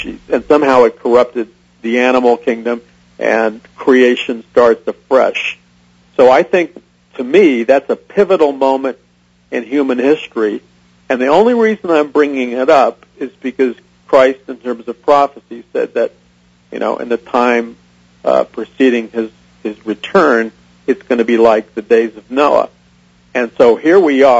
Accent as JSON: {"language": "English", "town": "New York City", "region": "New York", "country": "United States", "tie": "born or raised there", "said": "I was raised an atheist in New York City"}